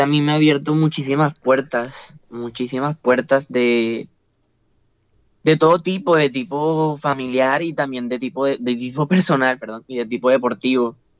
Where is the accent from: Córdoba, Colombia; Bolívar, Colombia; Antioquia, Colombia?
Córdoba, Colombia; Montería; de decir que soy costeño, de decir que soy monteriano